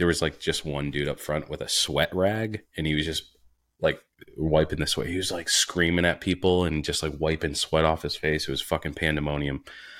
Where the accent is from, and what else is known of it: rural New Hampshire, United States; born or raised there